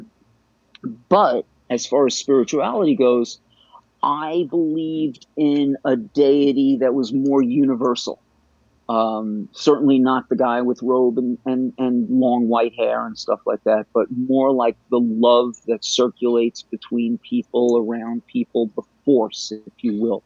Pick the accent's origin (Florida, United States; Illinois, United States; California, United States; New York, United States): New York, United States; New York City; I was raised Jewish in Bayside, Queens